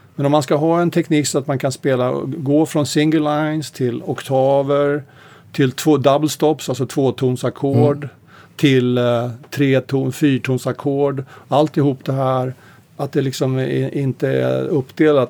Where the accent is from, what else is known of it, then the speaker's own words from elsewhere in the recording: Sweden; also born or lived in Stockholm / United States; jag var svensk